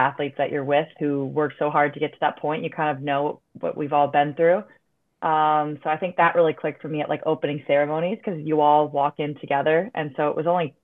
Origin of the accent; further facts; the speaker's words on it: Buffalo, New York, United States; being in my hometown. I had family for all my games